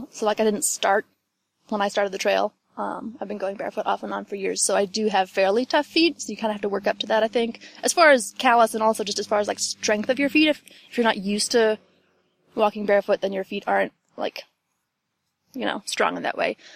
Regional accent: Ohio, United States; also born or lived in West Virginia; I'm from, I like to say West Virginia, but I grew up in Ohio. I'm from all over, I guess.

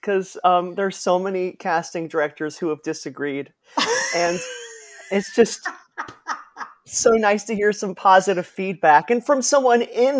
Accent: Cleveland, Ohio, United States; So I was born in Cleveland, Ohio. Mm-hmm. Which was very lovely and suburban and fine.

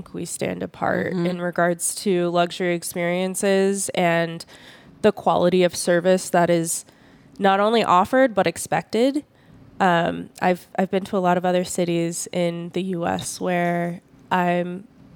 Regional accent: Las Vegas, Nevada, United States; also born or lived in Southern California; this is my hometown

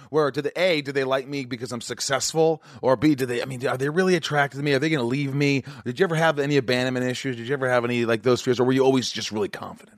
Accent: Indiana, United States; moved away; where I grew up in Indiana

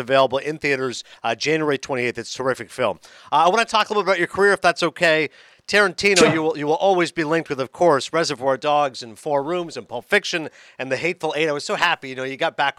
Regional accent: Toronto, Ontario, Canada; I'm from Toronto

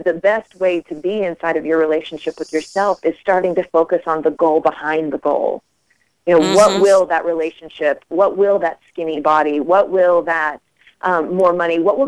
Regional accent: Charleston, West Virginia, United States; moved away; also born or lived in New York; I grew up in Charleston, West Virginia, in a single-parent home

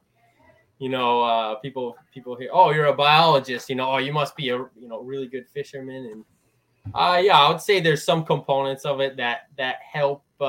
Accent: Eastern Connecticut, United States; also born or lived in Rhode Island; I'm from Eastern Connecticut.

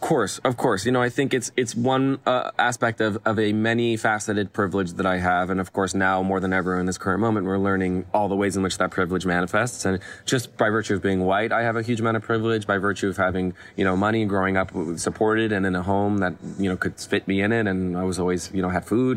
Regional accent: Los Angeles, California, United States; I grew up here in Los Angeles, uh, in Westwood

